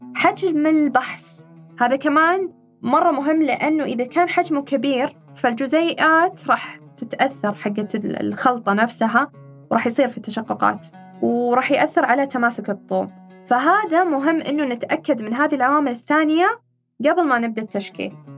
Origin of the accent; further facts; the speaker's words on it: Saudi Arabia; عندنا في المملكة العربية السعودية